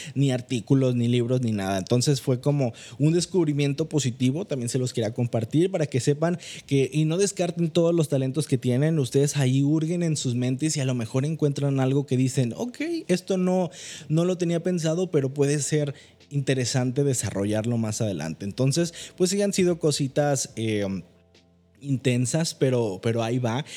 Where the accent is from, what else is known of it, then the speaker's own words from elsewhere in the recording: Manzanillo, Colima, Mexico; moved away as an adult; now in Monterrey, Mexico; Yo soy originario de Manzanillo, Colima